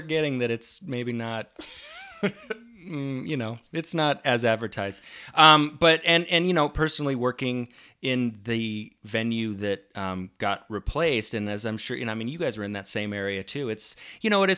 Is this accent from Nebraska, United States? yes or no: yes; Nebraska, United States; I'm from Nebraska